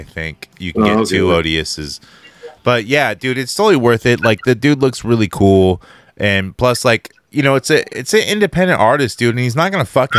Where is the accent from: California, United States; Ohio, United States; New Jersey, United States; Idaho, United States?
California, United States; Vallejo; we're from Vallejo